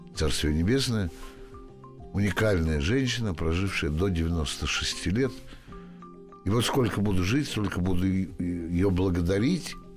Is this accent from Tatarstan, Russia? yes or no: no; Moscow, Russia; Я москвич всю жизнь прожил здесь